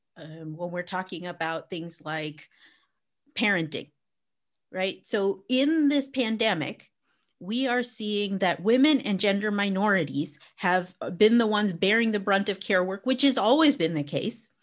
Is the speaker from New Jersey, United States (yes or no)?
no; Arizona, United States; now in England, United Kingdom; I grew up in Arizona.